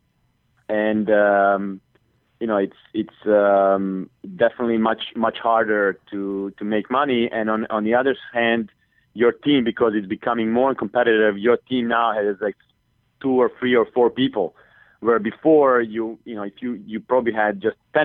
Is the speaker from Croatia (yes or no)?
yes; Split, Split-Dalmatia County, Croatia; Tony, and he's from my hometown